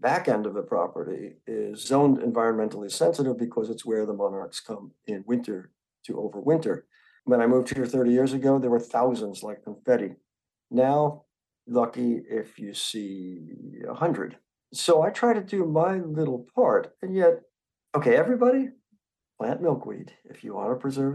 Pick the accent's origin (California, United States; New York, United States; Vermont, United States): New York, United States; moved away; When I was a boy growing up in New York, there was no sense of environmentalism